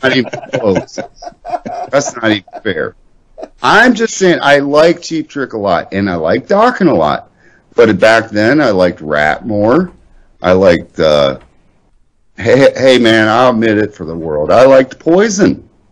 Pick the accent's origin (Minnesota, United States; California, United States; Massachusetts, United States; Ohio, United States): Ohio, United States; also born or lived in Indiana; I'm an Ohio twat.